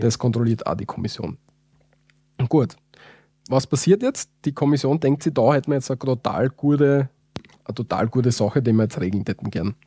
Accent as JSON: {"language": "German", "country": "Austria", "said": "wir als Österreicher"}